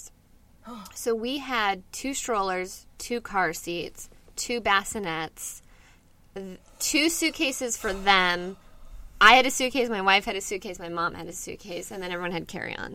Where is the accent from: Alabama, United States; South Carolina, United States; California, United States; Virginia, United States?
California, United States; Inland Orange County; also born or lived in Buffalo, New York; I'm from here. I lived in Buffalo, New York for a little bit, but mainly here in Inland Orange County.